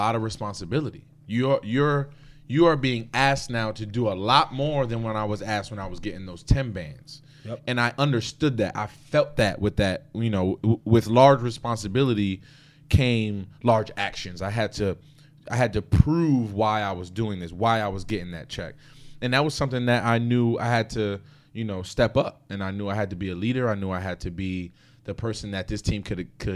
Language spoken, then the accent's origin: English; Paterson, New Jersey, United States; I'm from Patterson